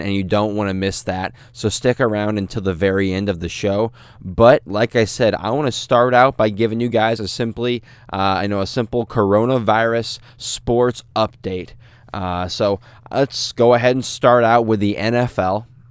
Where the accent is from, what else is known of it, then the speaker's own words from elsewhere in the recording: St. Louis, Missouri, United States; I'm from Saint Louis